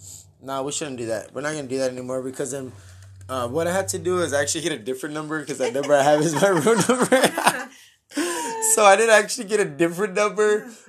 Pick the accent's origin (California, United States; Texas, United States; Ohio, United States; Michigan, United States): Texas, United States; Helotes; Helotes. Yes, hi, welcome. I'm from Helotes. No, but Helotes is cool, though. Shout out to anybody from Helotes.